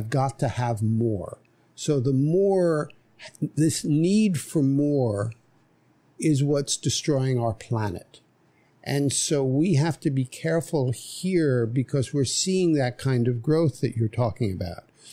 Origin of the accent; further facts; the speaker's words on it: New York City, New York, United States; moved away as an adult; now in Nosara, Costa Rica; I grew up in New York City